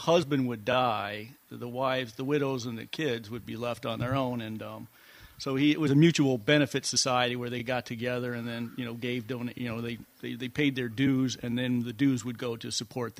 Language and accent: English; Jackson, Michigan, United States; We moved all around, and then finally my parents settled in Jackson. So I grew up in Michigan, Michigan.